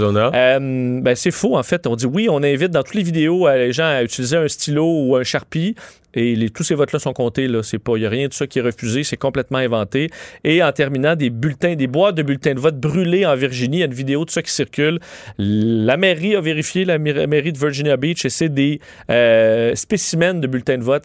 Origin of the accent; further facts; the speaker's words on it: Quebec, Canada; chez nous au Québec